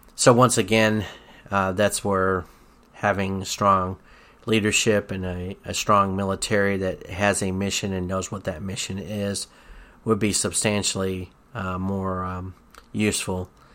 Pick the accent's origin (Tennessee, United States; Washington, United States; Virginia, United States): Tennessee, United States; when I was growing up in Tennessee